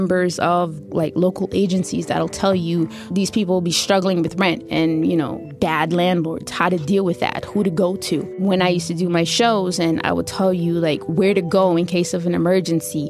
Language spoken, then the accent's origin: English; New York City, New York, United States; Born and raised in Brooklyn, New York. Lived here my whole life